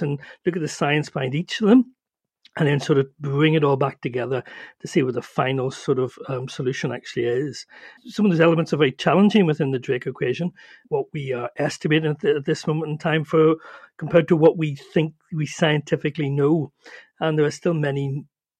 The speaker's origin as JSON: {"language": "English", "region": "Northern Ireland", "country": "United Kingdom", "said": "as you can probably hear, I'm from Ireland, from Northern Ireland"}